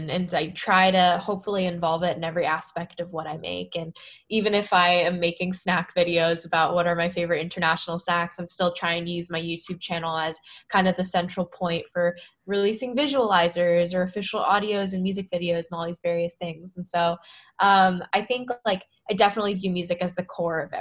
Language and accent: English; Bay Area, California, United States; moved away as an adult; also born or lived in San Francisco; now in Brooklyn, United States; growing up in the Bay Area